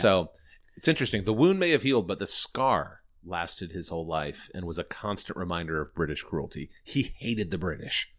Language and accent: English; Indianapolis, Indiana, United States; based out of Indianapolis, where we're both from and where we're recording from